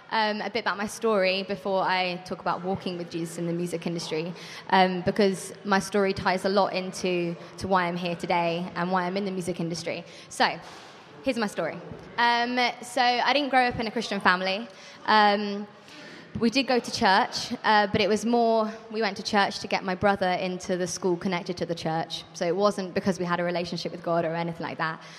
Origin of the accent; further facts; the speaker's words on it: Birmingham, West Midlands, United Kingdom; moved away as an adult; now in Brighton, United Kingdom; Um, I am from Birmingham. I don't sound like it. Um, but I moved down to Brighton about four years ago um, to study songwriting at BIMM, um, and I stayed there in Brighton.